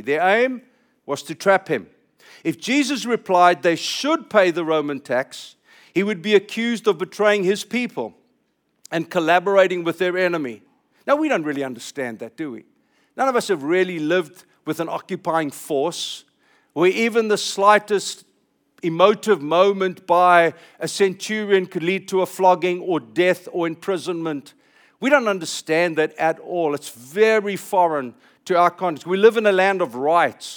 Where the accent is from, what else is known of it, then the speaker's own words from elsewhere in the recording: California, United States; I'm speaking as a Californian